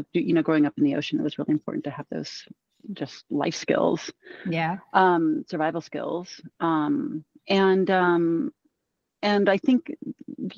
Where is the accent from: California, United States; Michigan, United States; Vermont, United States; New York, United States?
California, United States; Southern; I grew up in Southern California and I grew up in the beaches